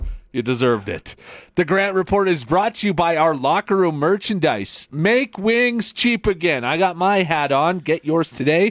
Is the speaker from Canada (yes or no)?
yes; Canada; We're Canadian.